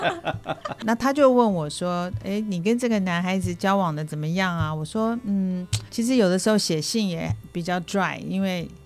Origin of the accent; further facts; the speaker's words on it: Taiwan; moved away as an adult; also born or lived in Hong Kong / Shanghai; 我是台湾土生土长，然后后来我跟着先生一起去到了香港、上海，住过一段时间。那现在是退休，回来过退休生活